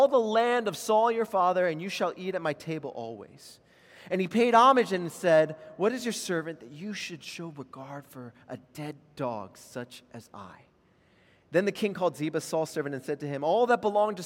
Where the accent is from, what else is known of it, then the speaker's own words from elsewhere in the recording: Maryland, United States; moved away as an adult; also born or lived in Los Angeles, California; now in Charleston, United States; I was born in L.A., we moved to Maryland, and I grew up my entire life there